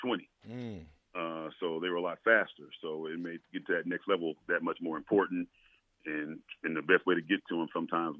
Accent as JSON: {"language": "English", "town": "Tyler", "region": "Texas", "country": "United States", "tie": "born or raised there", "said": "growing up in Tyler, Texas, playing sandlot football with guys from the neighborhood"}